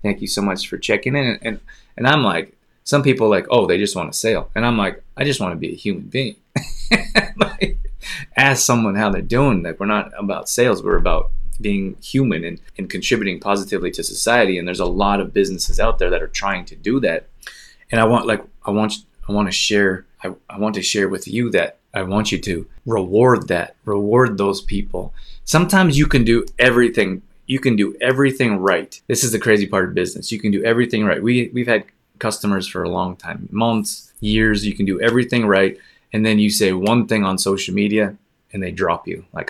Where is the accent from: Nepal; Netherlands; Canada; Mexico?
Canada; Calgary, Alberta; moved away; also born or lived in Los Angeles; I grew up in Calgary and spent half the year in Los Angeles.